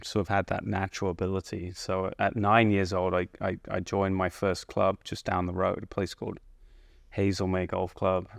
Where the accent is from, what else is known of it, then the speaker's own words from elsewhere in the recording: High Wycombe, South East England, United Kingdom; moved away as an adult; now in United States; I lived in a town called High Wycombe pretty much most of my early years, which is a, a town right between London and Oxford